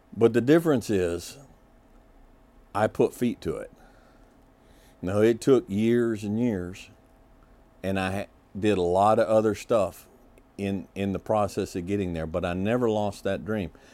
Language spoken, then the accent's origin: English; Kentucky, United States; I was born in Kentucky. Uh, as I mentioned before, both my parents are multi-generational Kentuckians